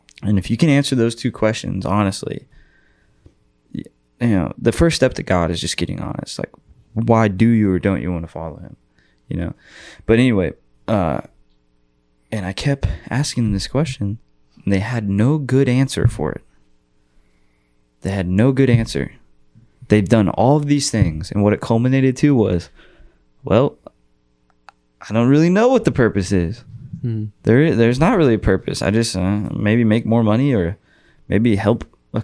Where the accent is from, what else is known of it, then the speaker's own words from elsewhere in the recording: Austin, Texas, United States; I'm from Austin